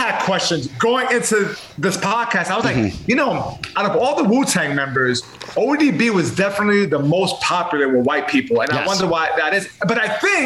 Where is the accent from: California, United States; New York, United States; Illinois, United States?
New York, United States; New York City; I grew up on Third Street between A and B. Right up the block going towards the village, Tower Records was there.